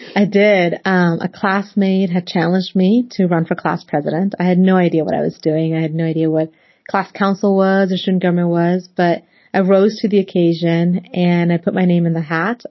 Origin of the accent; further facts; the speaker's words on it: Northern Virginia / Washington DC area, United States; also born or lived in Pakistan; I was eight years old when my family and I immigrated to the United States from Pakistan. And we settled in the Northern Virginia area, just seven miles outside of the nation's capital. So growing up in the cosmopolitan Washington DC area